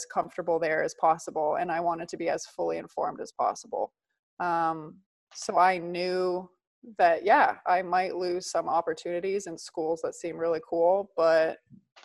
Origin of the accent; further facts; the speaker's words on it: outside of Toronto, Ontario, Canada; moved away as an adult; also born or lived in Italy; So I grew up in Canada. I was living outside of Toronto